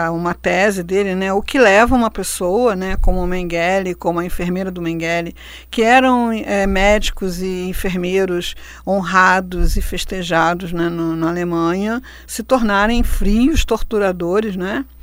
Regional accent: Rio de Janeiro, Brazil; born there; É, então, vamos agradecer, porque a gente nasceu no Rio de Janeiro e não nasceu na Sibéria

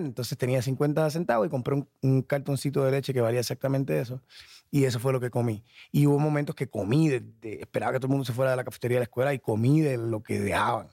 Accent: Puerto Rico; moved away as an adult; also born or lived in Minnesota / New York; Yo me fui, eh, de Puerto Rico para Minnesota

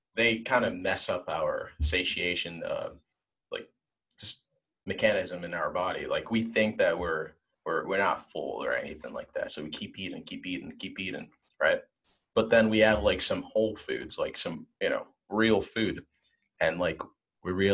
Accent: Nigeria; I'm from Nigeria

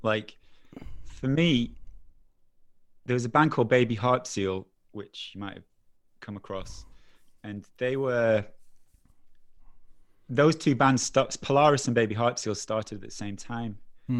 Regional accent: Preston, North West England, United Kingdom; moved away as an adult; I was in Preston till I was 19.

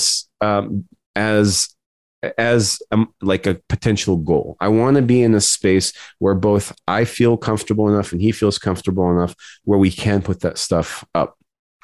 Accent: United States; our experiences as Arab American

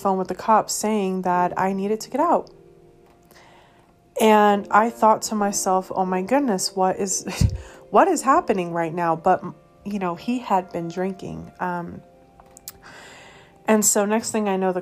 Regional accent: Colorado, United States; moved away; also born or lived in Massachusetts / Missouri; I was born in Massachusetts, grew up in Colorado.

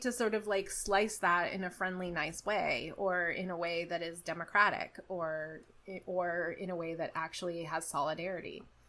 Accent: United States; as an American

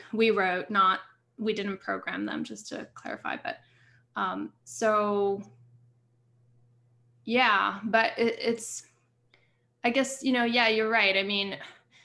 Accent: Montreal, Quebec, Canada; now in United States; I grew up in Montreal. I live in the States.

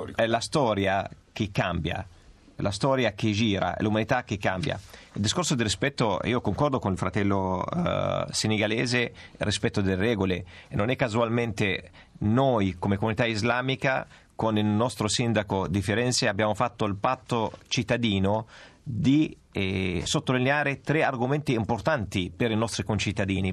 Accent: Palestine; now in Italy; io provengo dalla Palestina

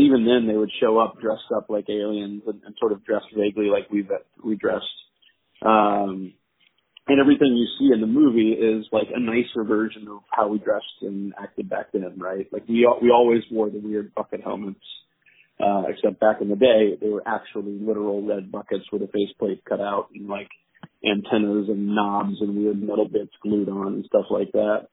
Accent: Jacksonville, Florida, United States; moved away as an adult; also born or lived in Pennsylvania; now in New York, United States; I grew up mostly in Jacksonville, Florida, um, but I uh, have lived in New York now for 16 years.

